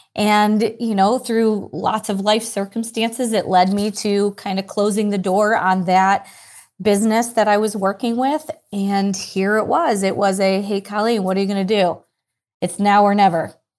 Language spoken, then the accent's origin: English; Ireland; I am Irish